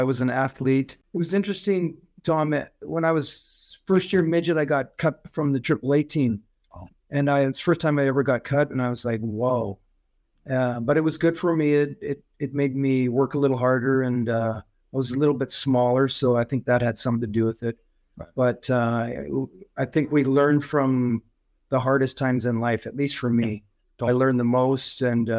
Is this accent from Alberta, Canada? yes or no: yes; Calgary, Alberta, Canada; I grew up in Calgary.